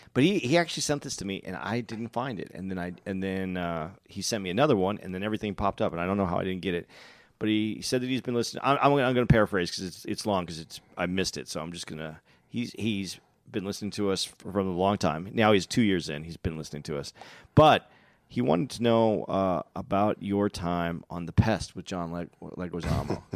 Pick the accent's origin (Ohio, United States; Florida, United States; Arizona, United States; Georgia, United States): Arizona, United States; Tucson; also born or lived in Phoenix, Arizona; I'm from Phoenix. I'm from Tucson. I, I lived in Phoenix